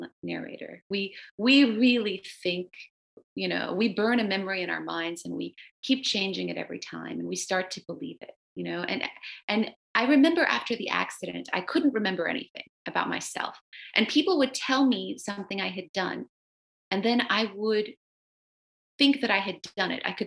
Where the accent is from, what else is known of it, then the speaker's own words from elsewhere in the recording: the South, United States; first language Romanian; English is a second language; growing up in the South, which is really haunted by slavery